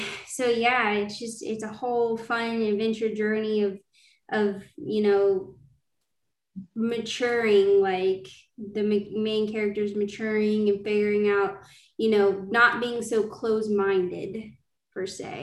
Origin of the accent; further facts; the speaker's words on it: Georgia, United States; I'm a fantasy indie author. I'm from Georgia, and I'm excited to talk about my first fantasy series